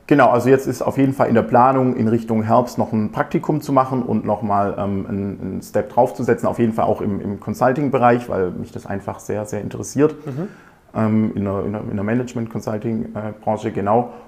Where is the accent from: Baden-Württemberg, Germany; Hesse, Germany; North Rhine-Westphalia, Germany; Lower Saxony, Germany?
Baden-Württemberg, Germany; near Aalen; also born or lived in Ingolstadt; Ich komme ähm, aus der Nähe auch von Aalen